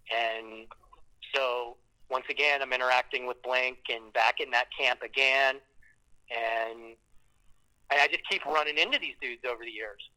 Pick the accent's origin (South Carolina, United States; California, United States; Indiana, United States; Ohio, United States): Ohio, United States; Canton; I'm from Canton